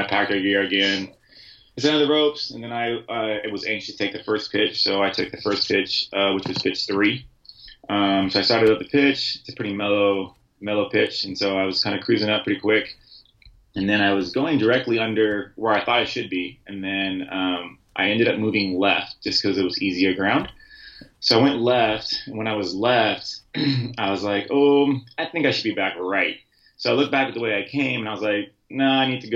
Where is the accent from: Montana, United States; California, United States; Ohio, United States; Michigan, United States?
California, United States; San Diego; I'm from San Diego